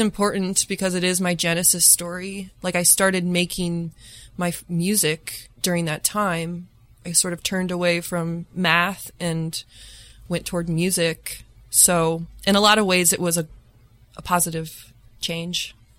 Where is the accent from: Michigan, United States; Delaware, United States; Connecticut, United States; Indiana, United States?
Indiana, United States; Lafayette; moved away as an adult; also born or lived in Bloomington, Indiana; now in Chicago, United States; I grew up in Lafayette, Indiana, which is kind of a small pharmaceutical town